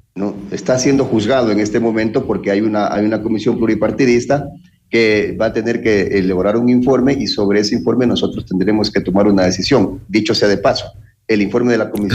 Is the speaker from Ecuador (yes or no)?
yes; Ecuador; nosotros, como ecuatorianos